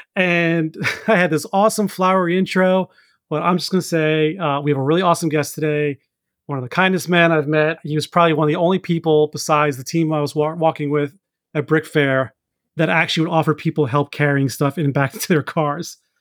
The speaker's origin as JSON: {"language": "English", "region": "New York", "country": "United States", "tie": "born or raised there", "moved": "yes", "lives_now": "Virginia, United States", "said": "growing up in New York"}